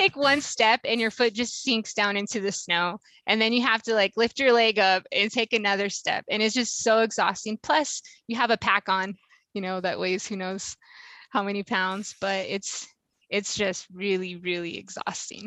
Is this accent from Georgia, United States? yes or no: no; Washington, United States; I'm from Washington State